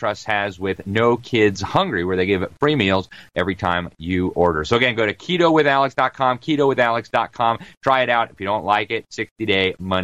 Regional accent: Miami, Florida, United States; that's my hometown

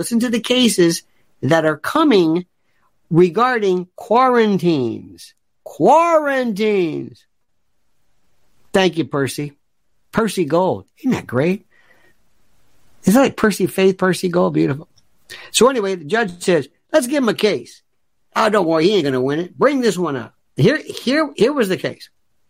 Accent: New York, United States; Well, I'm from New York.

